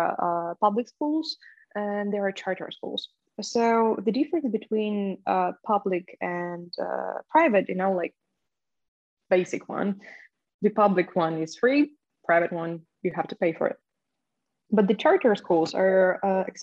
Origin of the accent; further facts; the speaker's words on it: Ukraine; moved away; I was growing up in Polish diaspora in Ukraine